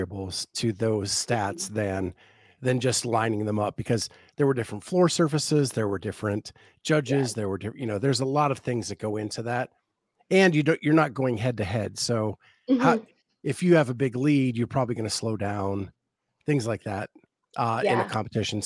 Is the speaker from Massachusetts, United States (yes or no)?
no; Ohio, United States; an Ohio guy